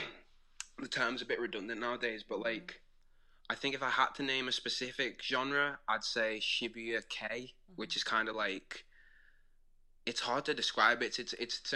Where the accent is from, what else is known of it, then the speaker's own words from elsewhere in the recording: Wirral, North West England, United Kingdom; I'm from Wirral, which is very close to Liverpool